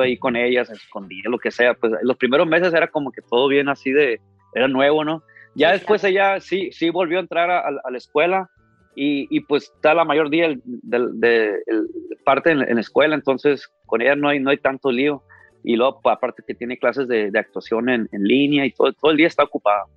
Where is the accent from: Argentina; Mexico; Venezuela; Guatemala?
Mexico; Ciudad Obregón, Sonora; now in Los Angeles, United States; yo nací aquí en Los Ángeles, pero desde muy chiquito, desde como 3, 4 años me llevaron a México, y prácticamente crecí en Ciudad Obregón, Sonora toda mi vida